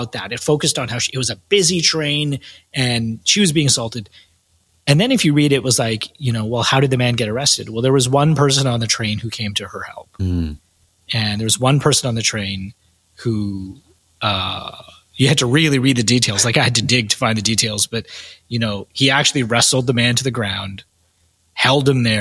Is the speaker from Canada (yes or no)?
yes; Canada; I'm Canadian, based in Toronto